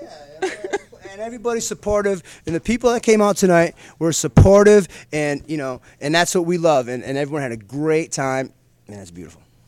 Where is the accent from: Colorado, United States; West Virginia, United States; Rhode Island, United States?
Rhode Island, United States; Providence; now in Orange County, United States; I'm from Providence, Rhode Island. I come out here to Orange County.